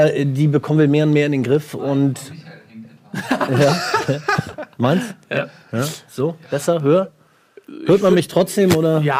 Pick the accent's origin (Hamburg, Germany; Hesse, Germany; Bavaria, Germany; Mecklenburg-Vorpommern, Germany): Hamburg, Germany; Ich bin Hamburger.